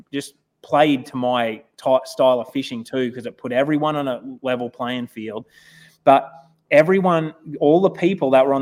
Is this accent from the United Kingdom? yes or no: no; Australia; moved away as an adult; now in United States; I'm more American now than Australian